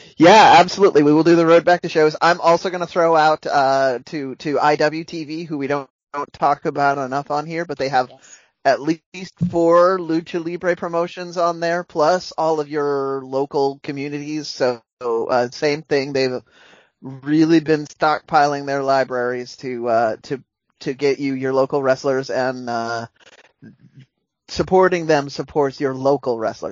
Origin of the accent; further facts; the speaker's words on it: United States; as an American